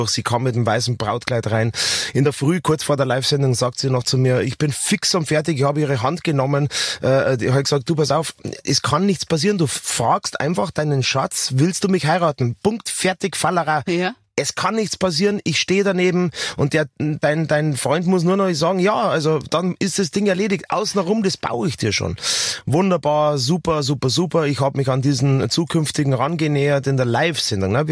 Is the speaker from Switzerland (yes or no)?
no; Bavaria, Germany; bitte, ich bin ein Bayer, ich kann das schon von vornherein.